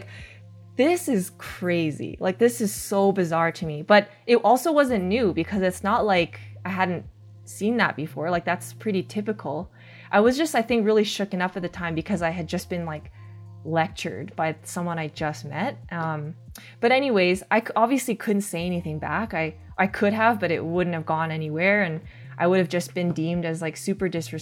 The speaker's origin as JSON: {"language": "English", "town": "Calgary", "region": "Alberta", "country": "Canada", "tie": "born or raised there", "said": "the setting I grew up in Calgary."}